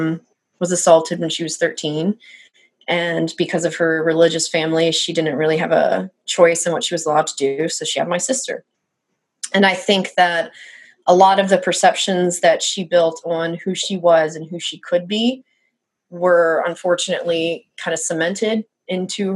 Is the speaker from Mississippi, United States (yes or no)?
yes; South Mississippi, United States; moved away as an adult; also born or lived in Pennsylvania / South Louisiana; I moved to South Mississippi, very close to, you know, New Orleans. That was the only place to go to do anything in that kind of rural area. And so that is where I spent ages 8 through 17